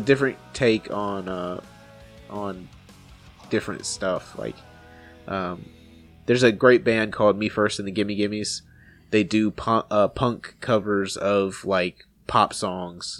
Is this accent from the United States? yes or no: yes; North Carolina, United States; moved away as an adult; also born or lived in Bossier City, Louisiana; I grew up in North Carolina on the coast